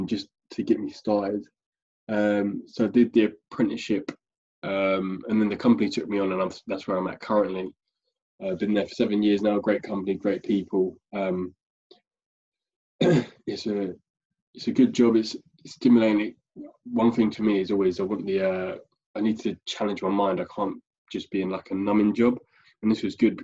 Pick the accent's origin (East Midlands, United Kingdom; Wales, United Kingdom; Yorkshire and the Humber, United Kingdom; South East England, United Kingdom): South East England, United Kingdom; Staines; moved away as an adult; now in Basingstoke, United Kingdom; I grew up in London around the Staines area, was there pretty much my whole life.